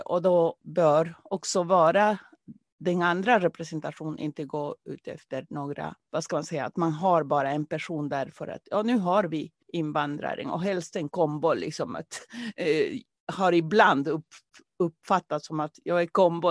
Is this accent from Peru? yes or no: yes; Peru; now in Sweden; jag kommer från Peru från början